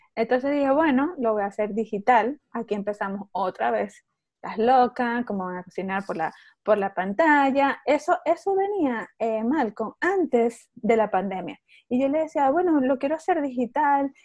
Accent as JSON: {"language": "Spanish", "country": "Venezuela", "also_born_or_lived": "Mexico", "moved": "as an adult", "lives_now": "Orlando, United States", "said": "Yo estoy en Orlando, Florida, soy venezolana. Este, eh, migré hace 15 años ya de Venezuela"}